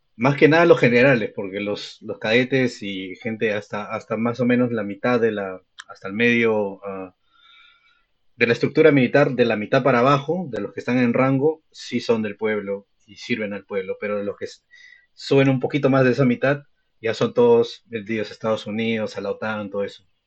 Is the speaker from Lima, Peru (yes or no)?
yes; Lima, Peru; yo he vivido en Lima toda mi vida